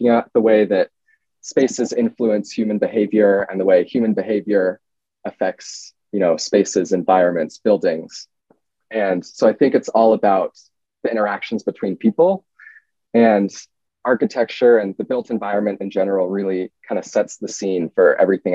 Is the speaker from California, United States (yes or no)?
yes; Bay Area, California, United States; moved away as an adult; now in New York, United States; I'm from California, from the Bay Area